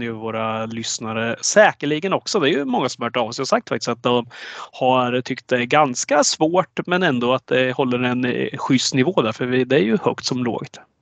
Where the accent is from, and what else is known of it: Östergötland, Sweden; born or raised there